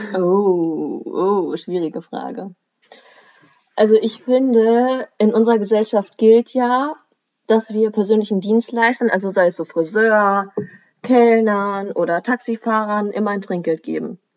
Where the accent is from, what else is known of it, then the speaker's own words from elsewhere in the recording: Germany; bei uns in Deutschland